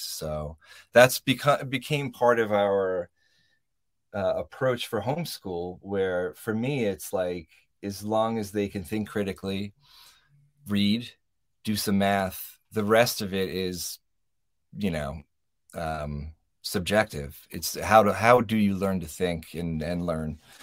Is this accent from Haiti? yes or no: no; New York, United States; moved away as an adult; now in Joshua Tree, United States; we're not native Californians, we're from New York